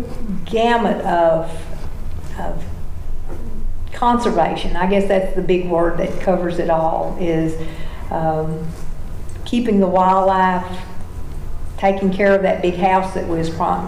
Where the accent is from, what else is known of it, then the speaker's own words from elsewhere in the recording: Tennessee, United States; I'm from Tennessee, and the blue tick hound is the Tennessee dog.